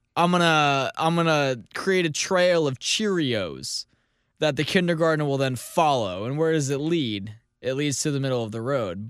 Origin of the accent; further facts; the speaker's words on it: St. Louis, Missouri, United States; my hometown of Saint Louis